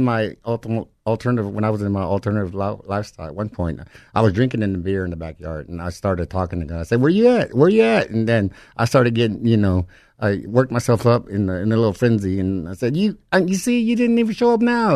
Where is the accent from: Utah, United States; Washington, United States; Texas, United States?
Texas, United States; Livingston; I'm from the Alabama Corsada Indian Reservation, Livingston, Texas.